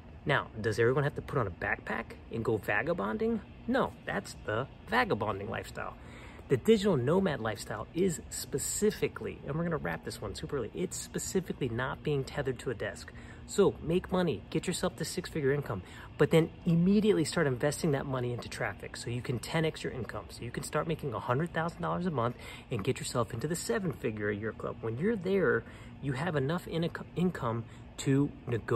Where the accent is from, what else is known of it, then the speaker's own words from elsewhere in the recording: New Orleans, Louisiana, United States; moved away; also born or lived in Colorado / Austin / Bay Area; I'm from New Orleans, and I go home a lot